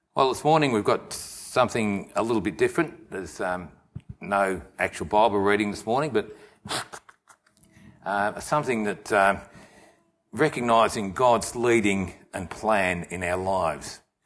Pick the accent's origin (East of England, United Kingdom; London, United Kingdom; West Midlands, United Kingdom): West Midlands, United Kingdom; Nuneaton; moved away; I was born in England, a place called Nuneaton.